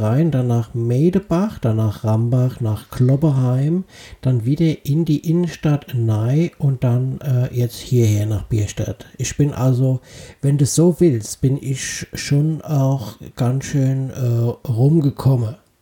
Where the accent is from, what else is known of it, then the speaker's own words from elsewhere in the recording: Germany; also born or lived in Nordstadt; im Dichteviertel bin ich aufgewachsen